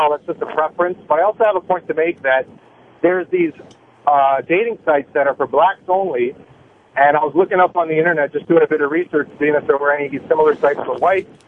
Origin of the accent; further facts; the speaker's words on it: New York, United States; being a New Yorker, spending uh, all my summers in Greece as a young child